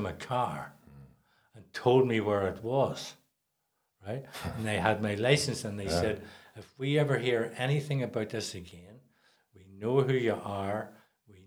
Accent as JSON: {"language": "English", "town": "Ballynahinch", "region": "Northern Ireland", "country": "United Kingdom", "tie": "born or raised there", "said": "I grew up in Ballinahinch in County Down"}